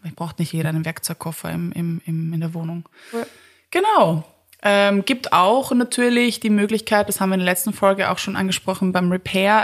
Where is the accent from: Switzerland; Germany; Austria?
Austria; Vienna; als Wiener, ja, Wienerin